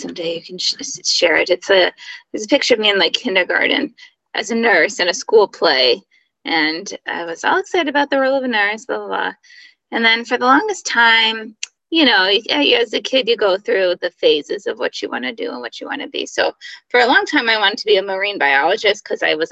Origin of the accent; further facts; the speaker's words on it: Connecticut, United States; I grew up in Connecticut and one of four kids.